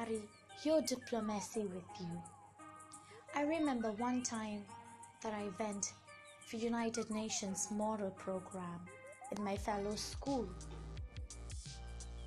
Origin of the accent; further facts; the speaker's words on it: India; I am an Indian